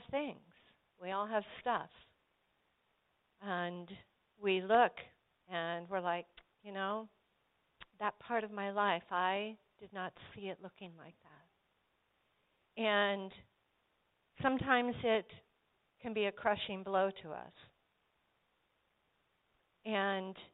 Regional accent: Colorado Springs, Colorado, United States; when I was a little girl growing up in Colorado Springs

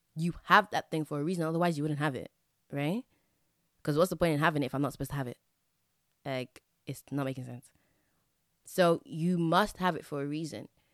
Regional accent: England, United Kingdom; I grew up in England

